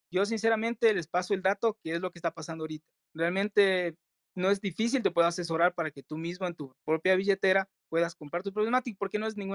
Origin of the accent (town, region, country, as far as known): Ecuador